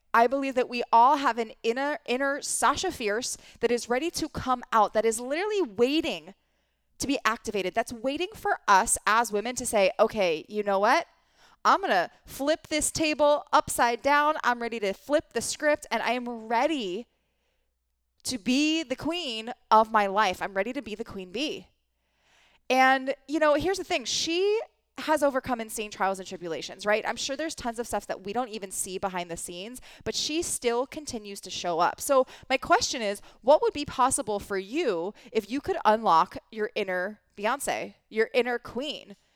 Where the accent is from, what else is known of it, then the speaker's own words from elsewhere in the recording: East Coast, United States; I grew up in the East Coast